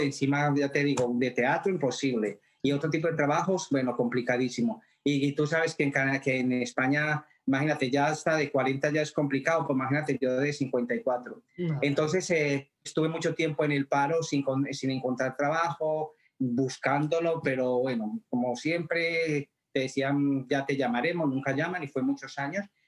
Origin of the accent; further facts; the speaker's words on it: Colombia; moved away as an adult; also born or lived in Madrid, Spain; now in Ottawa, Canada; yo nací en Colombia, pero hace 31 años me fui para Madrid.